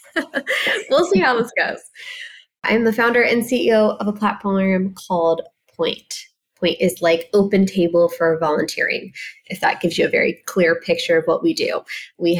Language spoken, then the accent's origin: English; Ohio, United States; a very small girl growing up in Ohio